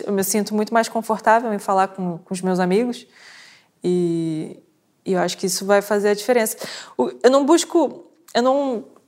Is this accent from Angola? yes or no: no; Brazil; moved away as an adult; now in Portugal; nasci no Brasil, vim para cá